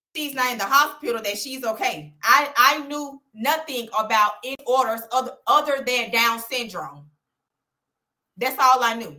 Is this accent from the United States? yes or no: yes; Birmingham, Alabama, United States; I went to Clay Chalkville, born and raised in Birmingham